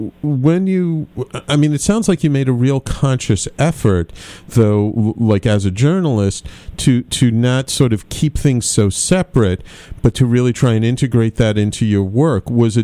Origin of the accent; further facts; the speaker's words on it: New York City, New York, United States; after having been in many, many years in my hometown, New York City